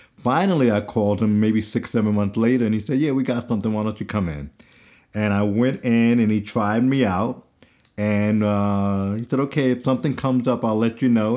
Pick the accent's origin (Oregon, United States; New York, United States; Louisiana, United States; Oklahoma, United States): New York, United States; growing up in New York in middle school and, and, uh, high school